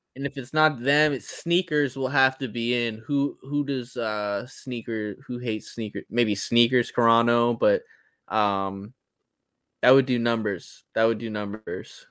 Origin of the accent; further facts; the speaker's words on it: East Coast, United States; moved away as an adult; I grew up on the East Coast